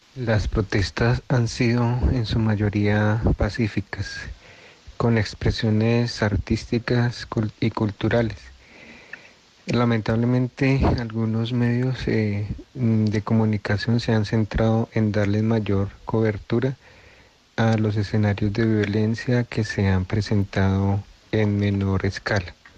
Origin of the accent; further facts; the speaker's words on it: Colombia; estamos eh, viviendo como pueblo colombiano